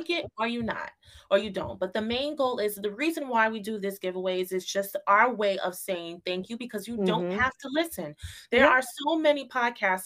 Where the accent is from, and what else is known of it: New York City, New York, United States; born or raised there